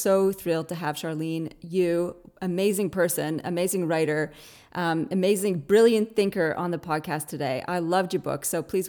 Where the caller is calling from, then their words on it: Australia; So living on the other side of the pond, I'm dialing in from Australia.